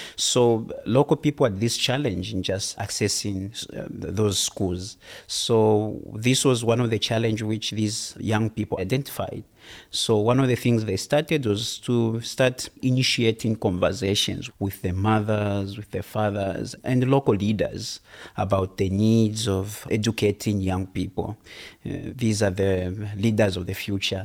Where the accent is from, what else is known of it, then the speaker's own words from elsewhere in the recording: Zambia; from Zambia.